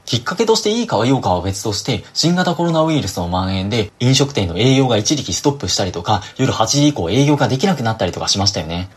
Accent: Osaka, Japan; 僕自身も正直大阪出身で

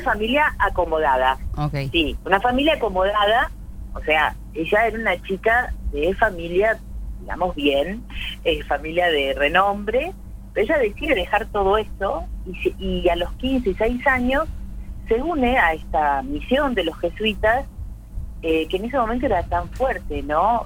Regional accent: Argentina; nosotros como argentinos

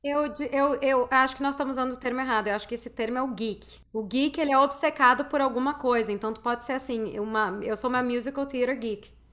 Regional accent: Porto Alegre, Rio Grande do Sul, Brazil; eu sou de Porto Alegre

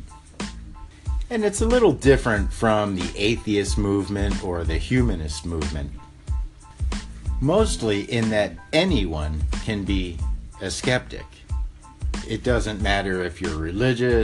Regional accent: Mississippi, United States; moved away; also born or lived in Hollywood; Since the early 1960s, I grew up in Mississippi

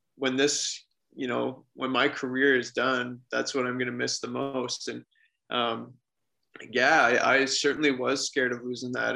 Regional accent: Forest, Ontario, Canada; I grew up in a small town, um, Forest, Ontario is my hometown

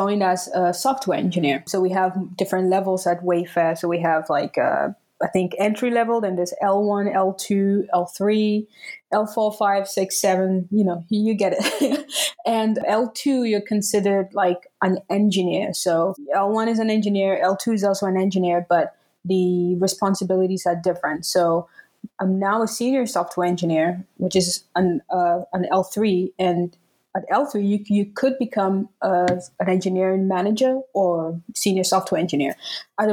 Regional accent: Tamale, Northern Region, Ghana; first language Dagbani; English is a second language; now in Berlin, Germany; I'm Ghanaian. I grew up in Tamale

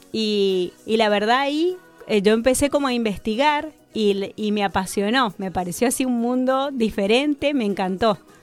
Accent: Mendoza, Argentina; moved away as an adult; now in Neuquén, Argentina; nací en Mendoza, viví en Mendoza hasta los 28 años, me fui de allá hace 20

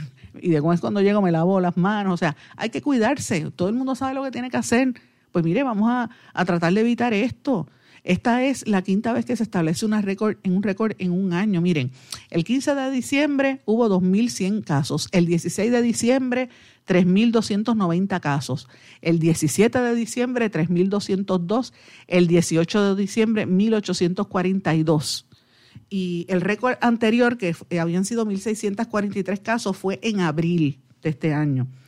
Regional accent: Guaynabo, Puerto Rico; soy de, Guaynabor.

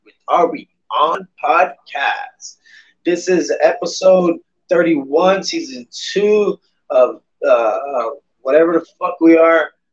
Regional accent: San Antonio, Texas, United States; Being a San Antonioan, San Antonioan, is that is that what it is? San Antonioan, just being a Texan.

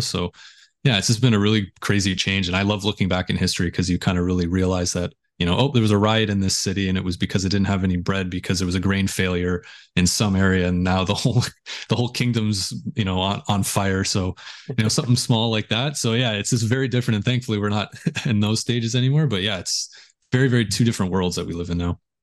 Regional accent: just outside of Toronto, Ontario, Canada; I grew up just outside of Toronto

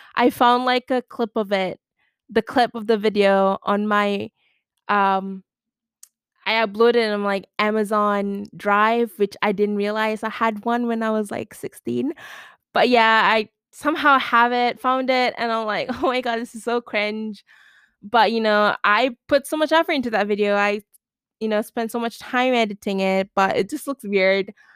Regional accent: Malaysia; I'm from Malaysia

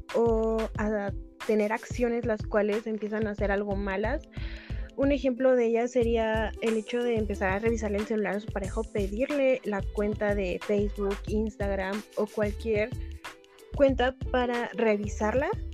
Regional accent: Mexico City, Mexico; Soy originaria de la Ciudad de México

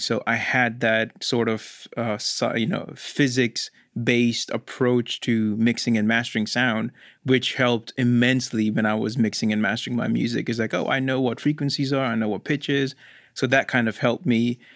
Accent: India; moved away as an adult; now in United States; I was born in India, and I could be, uh, my whole family migrated to U S in two thousand six. And I just finished high school when I was in India.

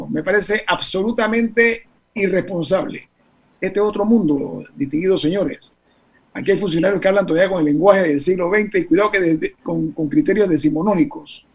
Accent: Panama; todos somos panameños

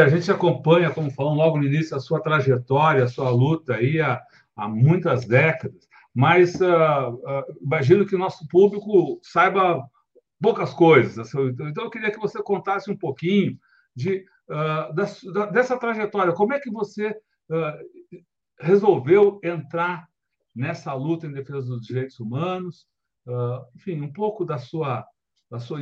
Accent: Brazil

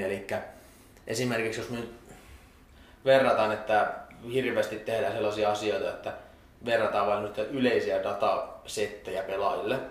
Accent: Salo, Southwest Finland, Finland; kotikaupunkini joukkueessa Salpassa

